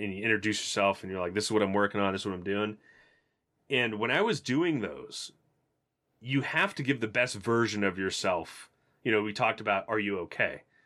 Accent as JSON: {"language": "English", "region": "Tennessee", "country": "United States", "tie": "born or raised there", "said": "I was just from Tennessee"}